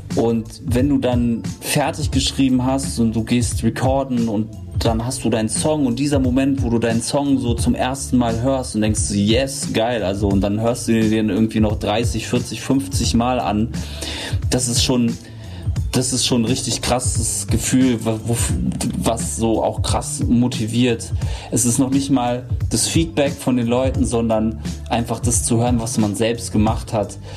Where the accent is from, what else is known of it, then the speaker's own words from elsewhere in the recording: Berlin, Germany; ich wurde in Berlin-Neukölln geboren